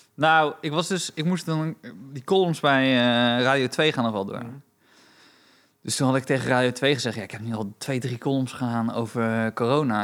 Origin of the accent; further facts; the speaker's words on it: Romania; now in Netherlands; ik ben Roemeens